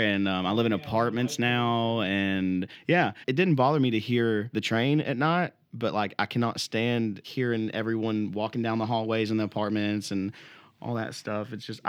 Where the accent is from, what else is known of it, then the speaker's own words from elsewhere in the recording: Ringgold, Georgia, United States; accent: country; also born or lived in East Ridge, Tennessee; I was born in Eastridge. I grew up there until, I guess, I was like 10 or 11, and then I moved to Ringgold